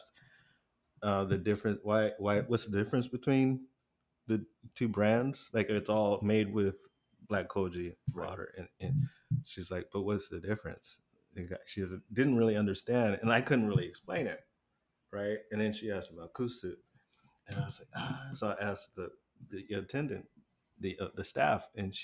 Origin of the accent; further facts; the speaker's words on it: United States; as an American